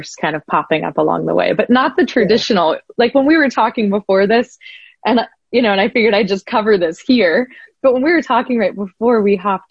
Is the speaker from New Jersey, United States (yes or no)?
no; Columbus, Ohio, United States; I'm from the Midwest and the flattest, and, you know, it's a city of about 1 million people